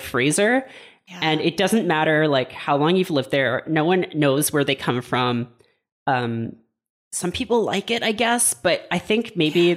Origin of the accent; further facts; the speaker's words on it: Hamilton, Ontario, Canada; my hometown of Hamilton, Ontario